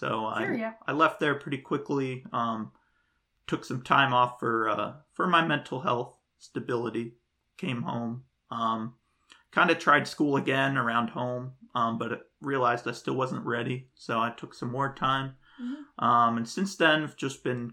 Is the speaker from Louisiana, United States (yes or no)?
no; Bridgewater, New Jersey, United States; I grew up in Bridgewater, which is like north central New Jersey